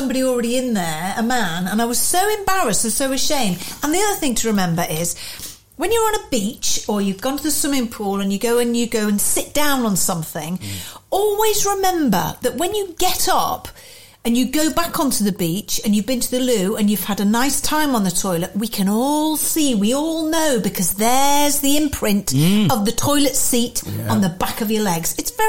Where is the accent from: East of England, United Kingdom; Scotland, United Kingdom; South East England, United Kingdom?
South East England, United Kingdom; Sandwich; I'm from Sandwich, where the Earl of Sandwich invented the sandwich.